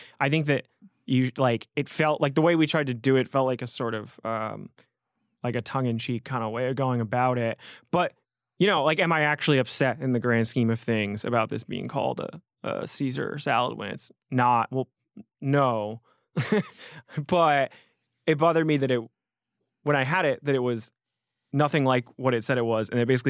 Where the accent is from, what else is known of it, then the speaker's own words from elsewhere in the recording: New Haven, Connecticut, United States; I grew up in around New Haven, and I was living in the Bronx.